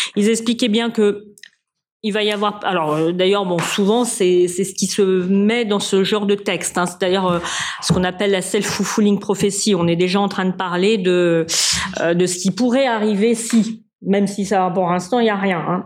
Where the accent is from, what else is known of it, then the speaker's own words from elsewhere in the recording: France; Moi, je suis française.